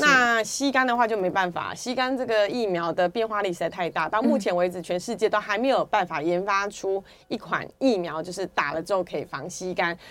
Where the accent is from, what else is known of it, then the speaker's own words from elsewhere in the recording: Taiwan; 这是我们台湾人的骄傲哦